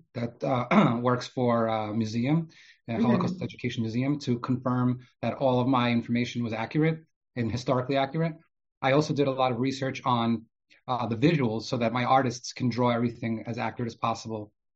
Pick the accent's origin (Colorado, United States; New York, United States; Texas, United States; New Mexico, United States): New York, United States; New York City; also born or lived in Odesa, Ukraine; I grew up in Brooklyn, New York